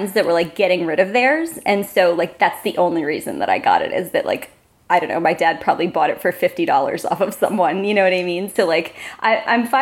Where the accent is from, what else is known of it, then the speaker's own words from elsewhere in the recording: Delaware, United States; I grew up in Delaware, which, you know, nothing exciting about it.